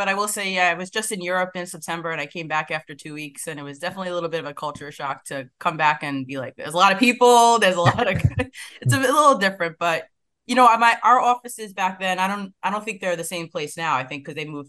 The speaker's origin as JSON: {"language": "English", "region": "New York", "country": "United States", "tie": "born or raised there", "also_born_or_lived": "Washington, D.C.", "accent": "New York", "said": "I'm a lifelong New Yorker. Obviously, you can hear from the accent. I was born here and raised."}